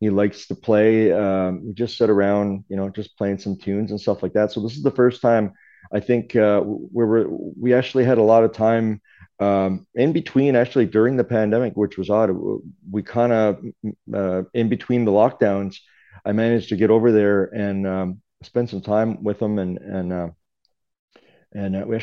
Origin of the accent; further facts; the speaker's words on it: West Bay Centre, Newfoundland and Labrador, Canada; I grew up in West Bay Center, which is probably about 45 minutes from where I am right now, out on the Port-au-Prince Peninsula.